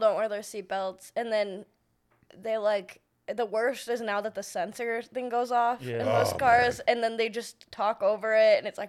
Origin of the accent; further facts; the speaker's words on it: Arizona, United States; I like growing up in Arizona.